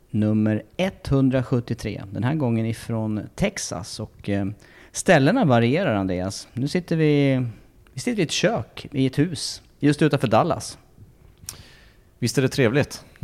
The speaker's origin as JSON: {"language": "Swedish", "country": "Sweden", "lives_now": "United States", "said": "jag har hört att det har varit lite blandat aprilväder hemma i Sverige."}